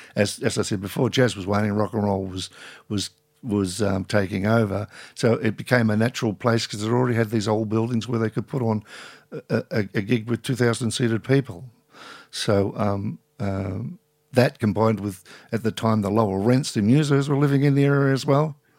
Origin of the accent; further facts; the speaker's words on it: Carlton, Victoria, Australia; now in St Kilda, Australia; I grew up in Carlton as a child